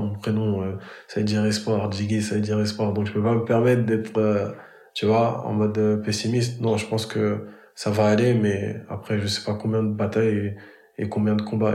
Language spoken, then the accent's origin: French; Grigny, Île-de-France, France; je suis originaire de la ville de Grigny dans le 91. C'est dans le département de l'Essonne.